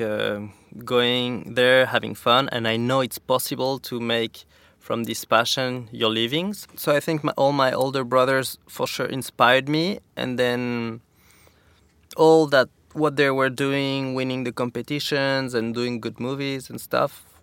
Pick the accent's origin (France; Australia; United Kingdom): France; Saint-Lary-Soulan, Occitania; English is a second language; also born or lived in Val Thorens, France; now in Capbreton, France; I grew up in the Pyrenees, like a half hour from Spain in a resort called the Sanary.